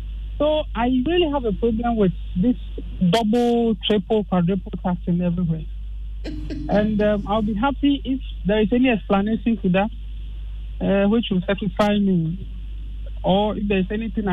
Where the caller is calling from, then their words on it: Tema, Greater Accra, Ghana; Tema Free Zones.